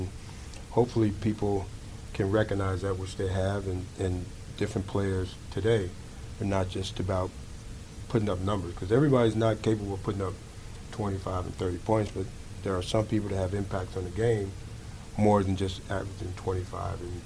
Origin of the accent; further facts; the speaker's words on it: Chicago, Illinois, United States; moved away as an adult; also born or lived in Texas; coming from where I came from Chicago